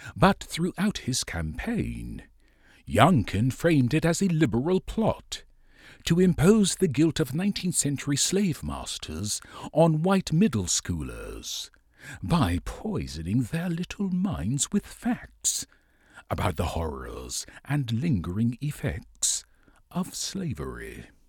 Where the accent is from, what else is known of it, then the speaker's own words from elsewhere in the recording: Virginia, United States; my home state of Virginia.